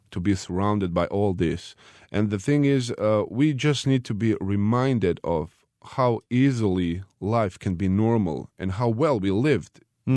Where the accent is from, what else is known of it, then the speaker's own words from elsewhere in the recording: Bosnia & Herzegovina; my hometown